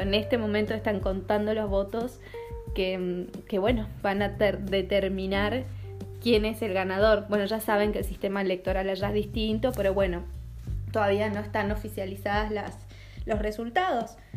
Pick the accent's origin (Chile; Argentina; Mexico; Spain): Argentina; also born or lived in Denmark; now in Copenhagen, Denmark; yo soy argentina, vivo en Dinamarca